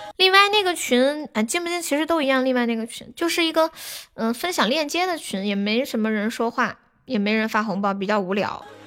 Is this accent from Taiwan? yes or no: no; Nanchong, Sichuan, China; 你知道我是南充人是吧